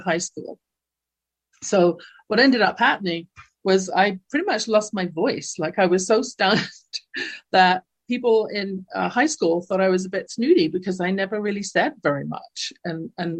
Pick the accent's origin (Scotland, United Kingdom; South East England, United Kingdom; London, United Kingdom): London, United Kingdom; now in Calgary, Canada; growing up in my household in London, England, you can tell from my accent, I wasn't born in North America